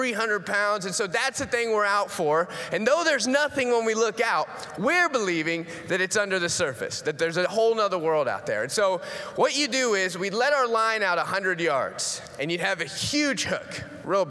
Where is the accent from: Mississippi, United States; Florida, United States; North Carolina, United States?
Florida, United States; moved away; that's where I grew up in Florida